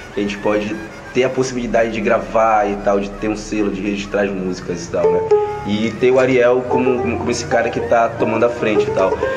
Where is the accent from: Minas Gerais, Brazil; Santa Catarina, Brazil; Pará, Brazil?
Pará, Brazil; Belém; sou aqui de Coraci